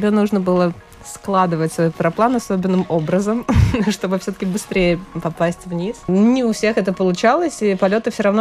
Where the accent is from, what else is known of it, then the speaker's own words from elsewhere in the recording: Latvia; участие в международных соревнованиях так целенаправленно мы, пилоты из Латвии, стали практиковать буквально пару лет назад.